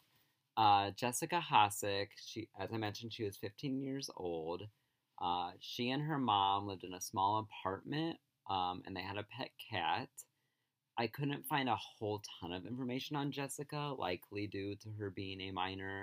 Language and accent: English; rural Illinois, United States; moved away; I'm from rural Illinois. You feel like you have many hometowns when you live in the sticks.